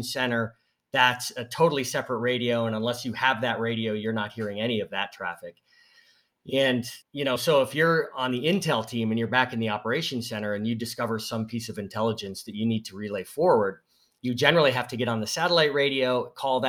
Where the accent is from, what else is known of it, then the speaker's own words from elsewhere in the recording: Northeast, United States; I grew up in the Northeast